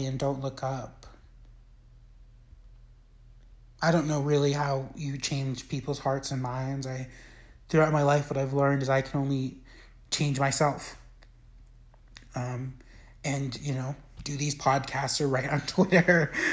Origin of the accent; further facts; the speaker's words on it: United States; growing up in the United States